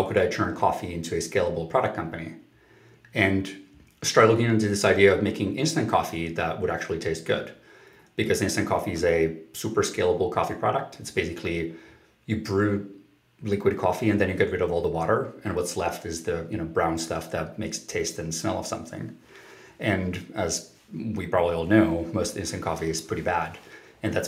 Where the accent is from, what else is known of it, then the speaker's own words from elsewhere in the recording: Helsinki, Uusimaa, Finland; I grew up in Finland, in Helsinki, Finland.